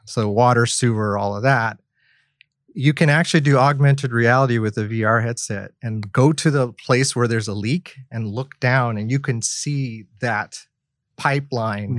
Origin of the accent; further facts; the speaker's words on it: Oklahoma, United States; now in Kent, United States; I'm originally from Oklahoma, so we work with petroleum a lot